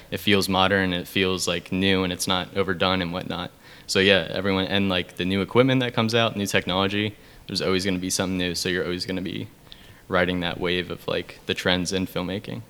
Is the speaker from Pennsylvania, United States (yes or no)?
yes; York, Pennsylvania, United States; I'm shooting a feature in my hometown right now, which oh, is nice. in York, PA